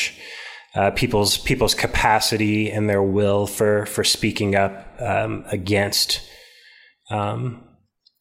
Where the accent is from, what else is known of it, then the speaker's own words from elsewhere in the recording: Topeka, Kansas, United States; growing up in Central Topeka